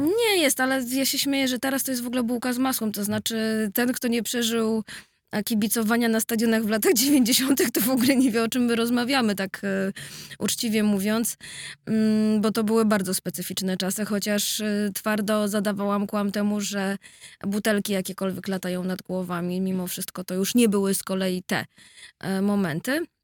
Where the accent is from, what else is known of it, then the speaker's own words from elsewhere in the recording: Warsaw, Masovian Voivodeship, Poland; jestem z Grochowa